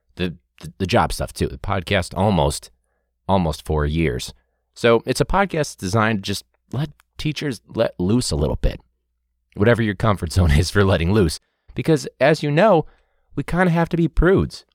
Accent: Chicago, Illinois, United States; we're from Chicago

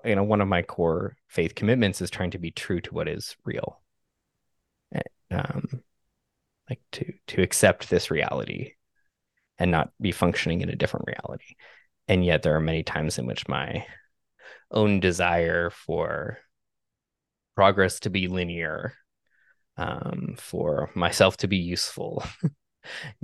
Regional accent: Canada; I grew up in Canada

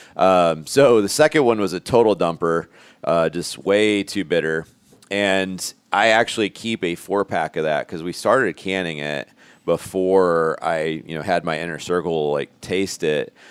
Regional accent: Elkhart, Indiana, United States; moved away as an adult; grew up in Elkhart. I went to Jimtown High School

